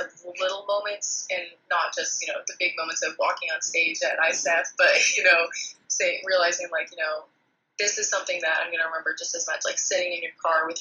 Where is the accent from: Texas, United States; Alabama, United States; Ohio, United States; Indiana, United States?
Texas, United States; I've grown up going to rodeos, grown up eating Tex-Mex, grown up, you know, being a Texan.